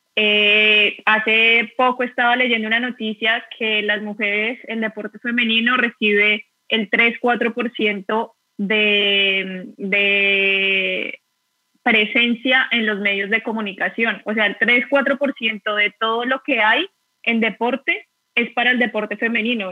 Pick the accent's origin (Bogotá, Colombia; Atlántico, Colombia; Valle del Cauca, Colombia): Bogotá, Colombia; moved away as an adult; now in Seville, Spain; soy de Bogotá, actualmente vivo en Sevilla